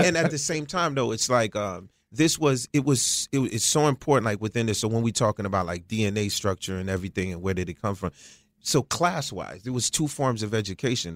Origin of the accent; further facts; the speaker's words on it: Croix-des-Bouquets, Haiti; moved away; also born or lived in United States; I was born in Haiti in a, a small place called Kwadebuke.